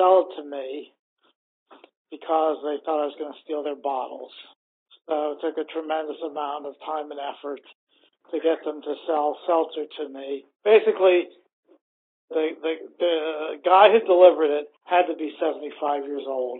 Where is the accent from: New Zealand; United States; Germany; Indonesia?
United States; Pittsburgh, Pennsylvania; also born or lived in Bellport, Long Island, New York; I was born on Long Island in Belport in 1949, and I moved to Pittsburgh in 1955.